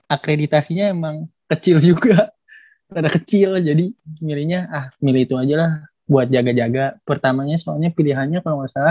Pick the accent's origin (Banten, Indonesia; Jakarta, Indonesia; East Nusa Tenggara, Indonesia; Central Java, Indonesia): Jakarta, Indonesia; Oh, kalau aku asalnya dari Jakarta.